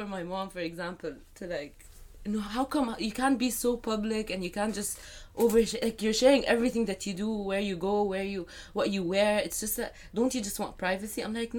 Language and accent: English; Saudi Arabia; But because I was raised in Saudi, I do have, like, my followers are from Saudi and Egypt and UAE mostly.